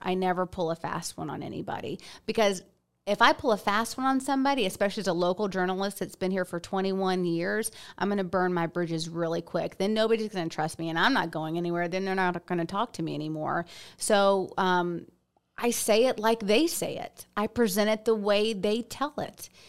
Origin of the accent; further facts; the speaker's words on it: Stone Mountain, Georgia, United States; moved away as an adult; now in Auburn, United States; I'm a Stone Mountain girl, Parkview High School. Uh, Camp Creek Elementary, Trickham Middle School, and, and Parkview High School